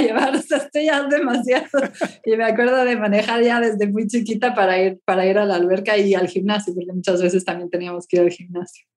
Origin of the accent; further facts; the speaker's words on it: Mexico City, Mexico; now in Spain; yo nací en el DF, chilanga de corazón, pero ya desde hace muchísimos años vivo en España